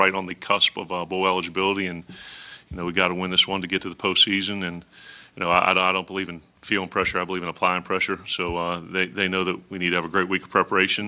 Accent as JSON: {"language": "English", "country": "United States", "tie": "born or raised there", "moved": "as an adult", "lives_now": "Starkville, United States", "said": "growing up around Pitt West Virginia"}